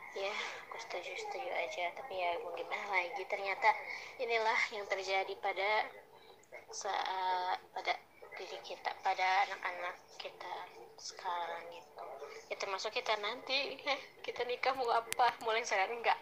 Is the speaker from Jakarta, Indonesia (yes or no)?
no; Cihampelas, West Java, Indonesia; dari Ciamplas